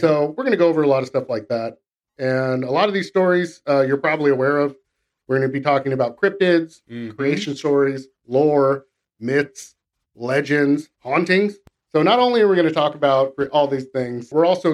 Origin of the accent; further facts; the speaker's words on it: Central California, United States; We're from the U.S. We're from Central California